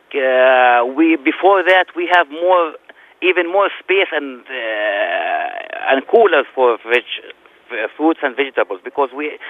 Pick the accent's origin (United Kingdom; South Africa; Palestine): Palestine; Jerusalem; now in Minneapolis, United States; I am from Palestine.